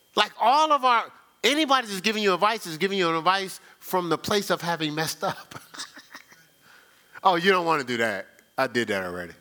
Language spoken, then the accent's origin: English; Newark, New Jersey, United States; I'm from Newark